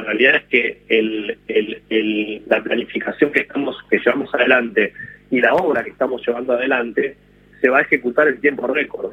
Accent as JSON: {"language": "Spanish", "country": "Argentina", "said": "como argentino"}